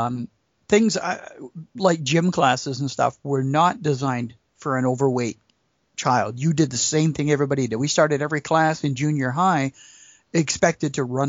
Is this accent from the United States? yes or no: no; Lower Mainland, British Columbia, Canada; I was born and raised in the Lower Mainland of BC, and in 1968, my dad moved his business to a small town way up north